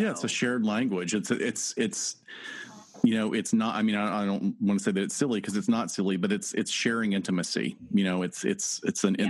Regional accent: North Alabama, United States; I'm from North Alabama

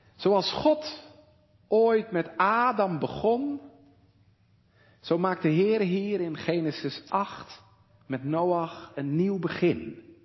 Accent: Walcheren, Zeeland, Netherlands; hier bij ons op Walcheren

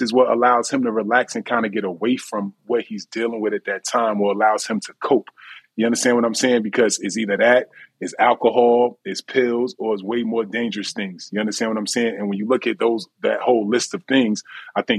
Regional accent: New Jersey, United States; we are from Jersey, we cocky and just we confident.

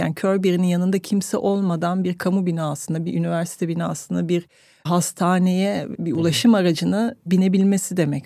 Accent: France; now in Turkey; Fransa'da doğdum, ötekiydim. Türkiye'ye geldim, burada öteki kaldım.

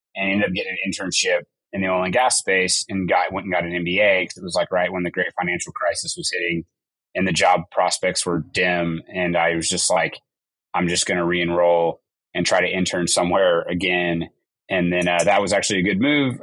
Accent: Tulsa, Oklahoma, United States; also born or lived in Edmond, Oklahoma; grew up in Oklahoma my whole life. I was born in the Tulsa area and uh, moved to Oklahoma City area about ninth grade

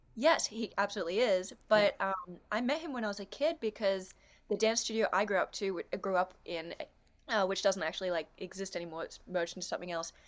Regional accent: Australia; I'm an Australian dancer, actress, comedian, artist, photographer, business owner

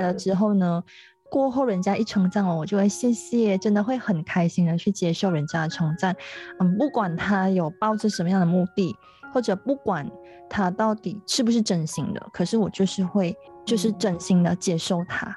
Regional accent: Penang, Malaysia; 虽然我家乡是在冰城，但我家乡是在大三角那一带， 所以我比较少去冰岛

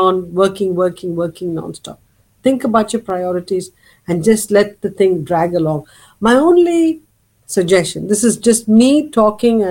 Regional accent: Chennai, Tamil Nadu, India; moved away as an adult; now in United States; growing up in Madras

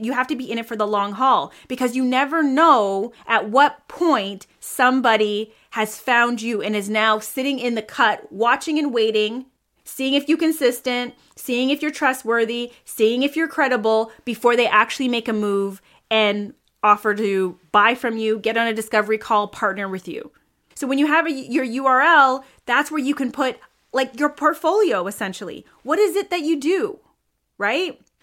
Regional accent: Toronto, Ontario, Canada; I am hailing from Toronto, Canada.

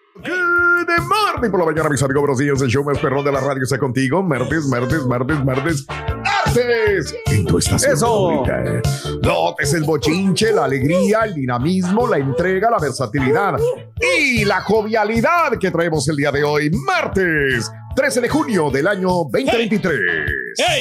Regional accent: Matamoros, Tamaulipas, Mexico; en mi pueblo, soy de Matamoros, se juega mucho béisbol y jugué yo mucho béisbol eh, de niño

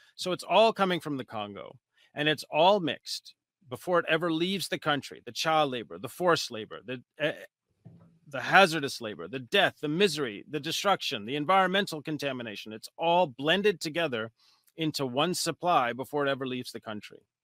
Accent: United States; I'm a researcher from the United States

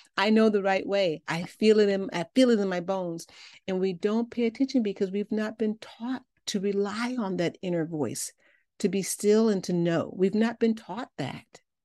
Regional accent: Chicago, Illinois, United States; I'm from Chicago

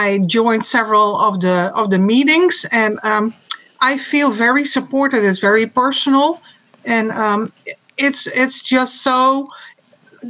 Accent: Netherlands; moved away as an adult; now in Bay Area, United States; I am from the Netherlands, so my former career was there

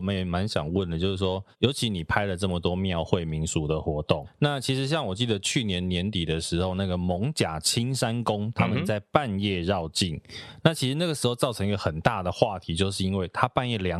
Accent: Taiwan; also born or lived in Toucheng, Yilan, Taiwan; 因为我就是一个都市长大的小孩。虽然我小时候曾经住过宜兰头城，可是那个也不算很真的很乡下啦。

